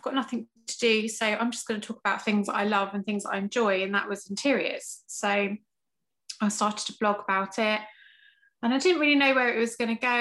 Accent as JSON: {"language": "English", "region": "England", "country": "United Kingdom", "also_born_or_lived": "Chester County, Pennsylvania", "accent": "English", "moved": "as an adult", "lives_now": "Pennsylvania, United States", "said": "I'm originally from England."}